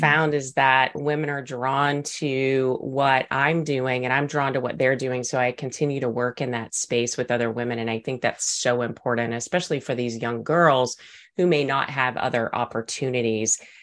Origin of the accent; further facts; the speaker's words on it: Texas, United States; accent: Texas; my Texas accent